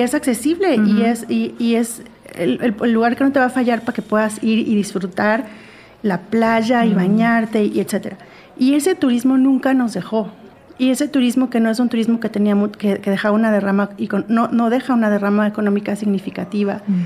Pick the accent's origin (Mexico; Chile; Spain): Mexico; also born or lived in Acapulco, Guerrero; soy mexicana, vivo en México